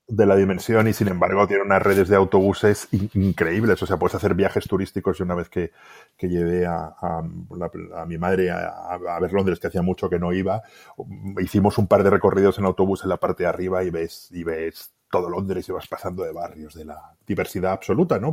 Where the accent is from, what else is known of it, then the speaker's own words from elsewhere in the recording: Segovia, Castile and León, Spain; mi pueblo de Segovia